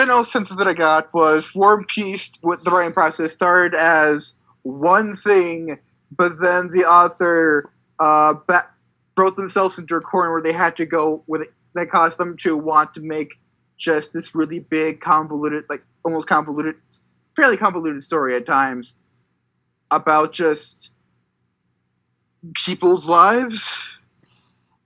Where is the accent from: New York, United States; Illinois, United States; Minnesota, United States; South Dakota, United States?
Minnesota, United States; as a Minnesotan